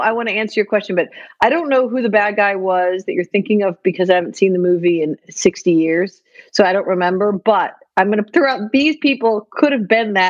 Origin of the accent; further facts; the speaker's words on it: Detroit, Michigan, United States; I was from Detroit